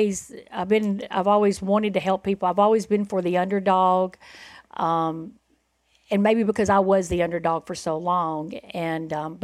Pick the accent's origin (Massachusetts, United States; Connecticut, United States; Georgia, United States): Georgia, United States; Winder; my hometown is actually Winder, Georgia, and we lived there at the time.